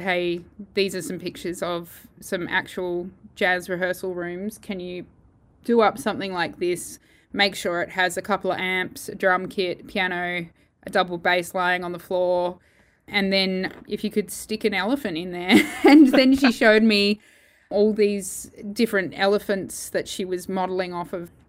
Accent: Perth, Western Australia, Australia; moved away as an adult; also born or lived in Holland; I'm originally from Perth, so it's lovely to be near all my family again

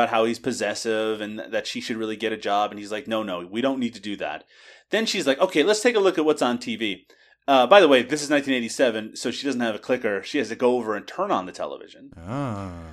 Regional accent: Newfoundland and Labrador, Canada; I from Newfoundland

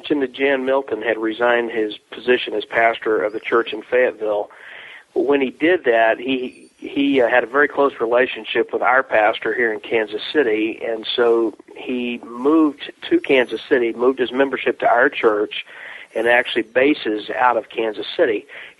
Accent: Mexico; other than the fact that I grew up in Mexico. My parents are missionaries. They moved to Mexico when I was about 1.5 years old.

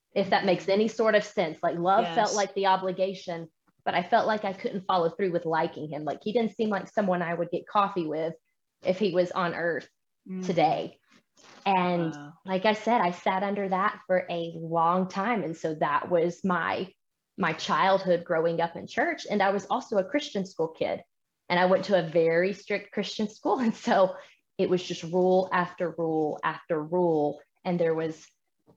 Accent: Georgia, United States; moved away as an adult; now in Colorado, United States; So I grew up in Georgia, which is essentially the capital of the Bible Belt.

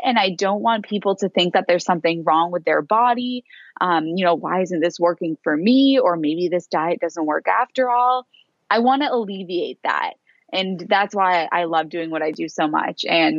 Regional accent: Boston, Massachusetts, United States; moved away as an adult; now in Australia; I moved to Australia from Boston.

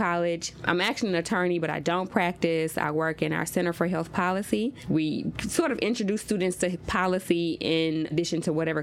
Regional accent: Oxford, Mississippi, United States; now in Nashville, United States; I grew up in Oxford, Mississippi

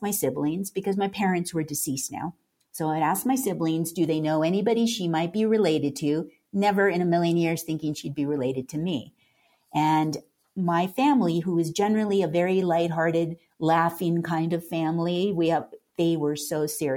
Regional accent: Carpinteria, California, United States; moved away; also born or lived in Santa Fe; I grew up in Southern California in Carpinteria

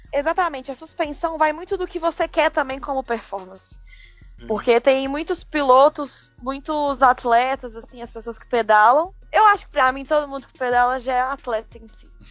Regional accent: Belo Horizonte, Minas Gerais, Brazil; eu sou de Belo Horizonte.

